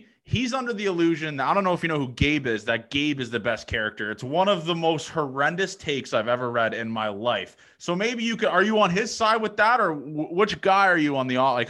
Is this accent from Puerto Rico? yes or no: no; Canada; also born or lived in Nebraska; I'm a Canadian guy.